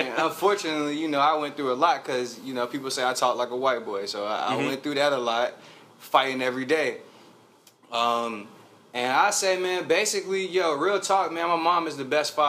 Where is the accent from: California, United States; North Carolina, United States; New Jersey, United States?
North Carolina, United States; Charlotte; I was born and raised in Charlotte. First neighborhood I came to is, you know, Tuckasegee Road. That's where I came from.